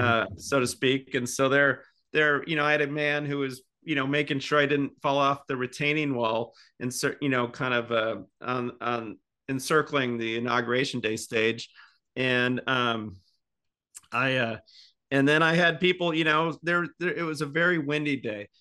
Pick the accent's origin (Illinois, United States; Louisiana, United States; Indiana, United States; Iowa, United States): Indiana, United States; accent: Midwest; moved away as an adult; now in Seattle, United States; I'm from the Midwest